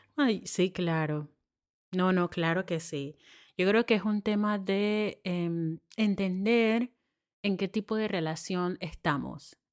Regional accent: Panama; moved away

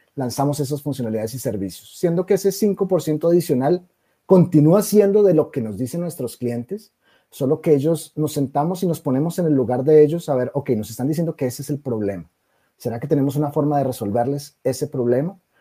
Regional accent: Colombia; moved away as an adult; also born or lived in Brazil; por mi acento, nacido en Colombia, soy colombiano

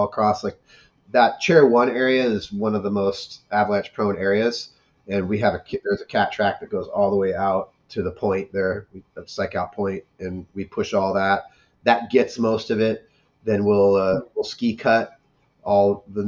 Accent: Mount Baldy, California, United States; I grew up in Mount Baldy

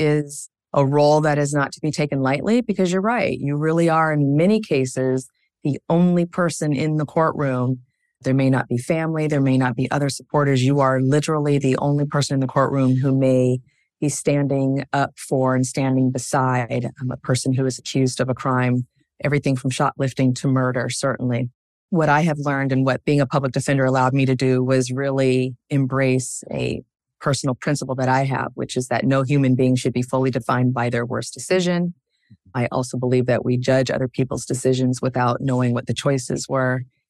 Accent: Spokane, Washington, United States; also born or lived in Seattle; I would say I grew up in Spokane, Washington, in Eastern Washington and Washington State. Home for me is Seattle.

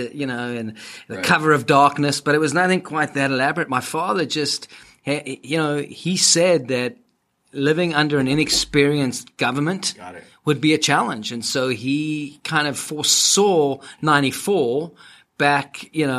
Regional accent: Cape Town, Western Cape, South Africa; first language English; now in United States; growing up in Cape Town was just a gift

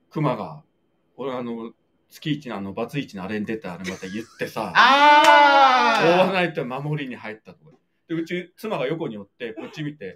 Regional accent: Fukuoka, Japan; うちの地元福岡

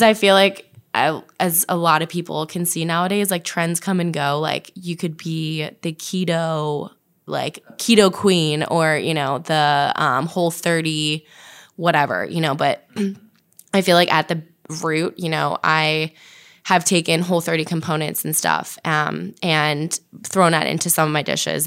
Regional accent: New Jersey, United States; also born or lived in Virginia; originally from New Jersey

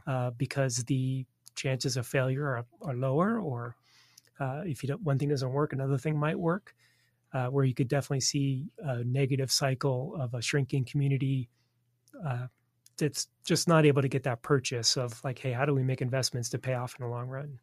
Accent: Southern California, United States; moved away as an adult; also born or lived in Washington, D.C.; now in Kansas City, United States; back to Southern California, where I grew up

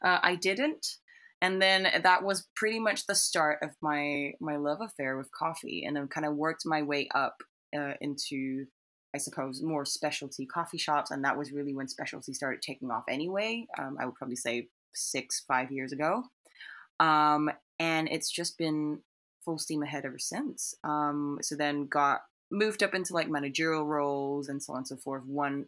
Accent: Singapore; born there; moved away as an adult; also born or lived in United Kingdom; So I was born in Singapore, but then I flew to the United Kingdom for university.

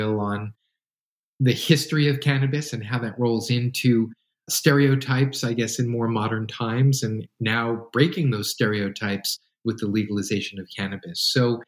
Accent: New York, United States; now in West Coast, United States; Growing up in New York

